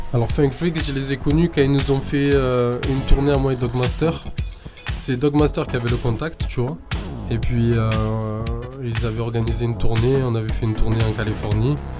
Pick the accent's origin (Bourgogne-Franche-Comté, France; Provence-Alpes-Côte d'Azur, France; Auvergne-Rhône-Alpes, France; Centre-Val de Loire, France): Provence-Alpes-Côte d'Azur, France; Marseille; je viens d'ici, je suis un français, je suis de Marseille